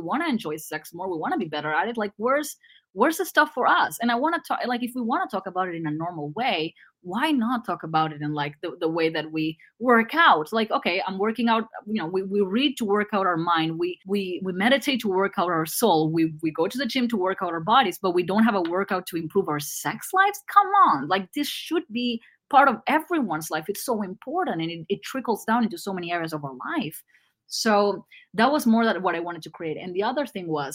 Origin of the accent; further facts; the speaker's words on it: Argentina; English is a second language; I'm Argentinian